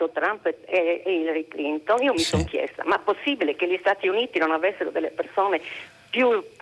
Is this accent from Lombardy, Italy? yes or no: no; Gergei, Sardinia, Italy